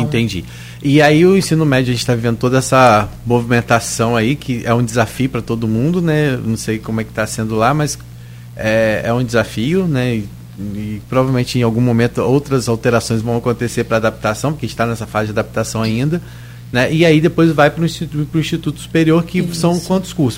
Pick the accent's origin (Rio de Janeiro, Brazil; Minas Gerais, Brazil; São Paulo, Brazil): Rio de Janeiro, Brazil; São João da Barra; Eu falo São João da Barra sempre que sou lá de Gruçaí